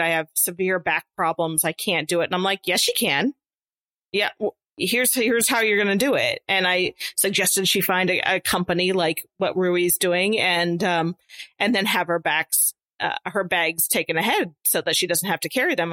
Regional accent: Nebraska, United States; we're all from Nebraska

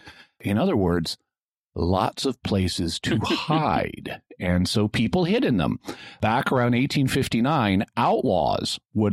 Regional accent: Fayetteville, Arkansas, United States; I grew up in Fayetteville, Arkansas, up in the Ozark Mountains, which means I am an official Ozark Mountain hillbilly, something I take pride in.

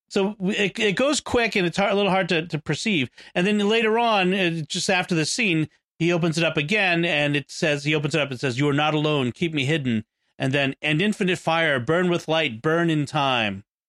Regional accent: United States; I'm American

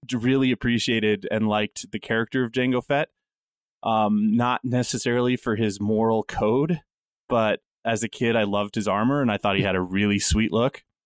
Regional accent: Wyoming, United States; Growing up in Wyoming

